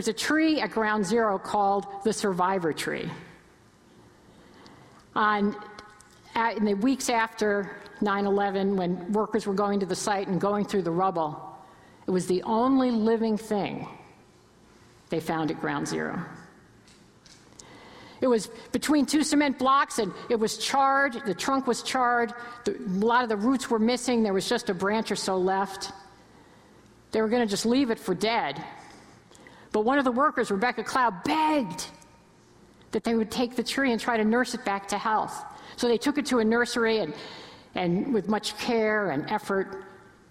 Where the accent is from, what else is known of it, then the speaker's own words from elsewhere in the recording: New York area, United States; now in Cleveland, United States; I'm originally from the New York area. I've been in Cleveland forever, but I still have family in Connecticut and New York